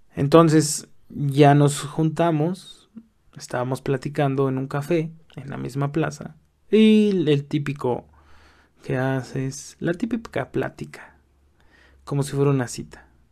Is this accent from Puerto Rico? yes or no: no; Mexico; accent: Mexican; also born or lived in Mexico City; Soy mexicano, como a lo mejor puedes oír por mi acento